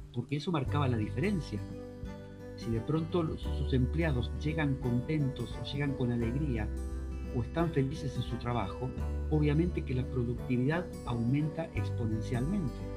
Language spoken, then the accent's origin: Spanish; Argentina; also born or lived in Spain; yo como argentino que soy también, aparte de español